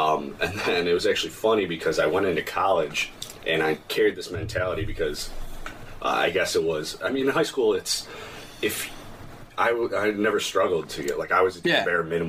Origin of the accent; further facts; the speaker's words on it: Downers Grove, Illinois, United States; I grew up in Downers Grove. I come from two parents who grew up kind of, I guess, having nothing. My dad grew up with 10 siblings, and my mom grew up on the south side.